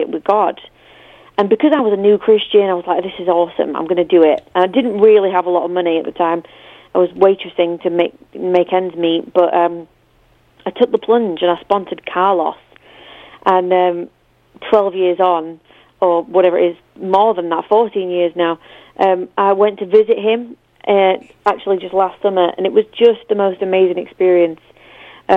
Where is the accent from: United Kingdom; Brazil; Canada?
United Kingdom; I'm too British